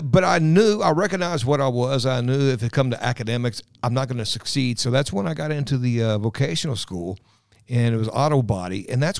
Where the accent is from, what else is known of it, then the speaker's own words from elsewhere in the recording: Louisville, Kentucky, United States; Grew up in the south end of Louisville, Dixie Highway area.